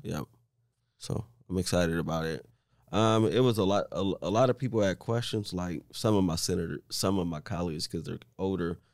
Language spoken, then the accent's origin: English; Omaha, Nebraska, United States; also born or lived in Saint Louis; born and raised in Omaha